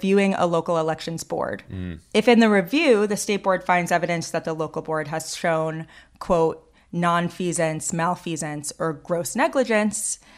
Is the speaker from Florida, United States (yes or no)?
no; Fulton County, Georgia, United States; in my home state and home county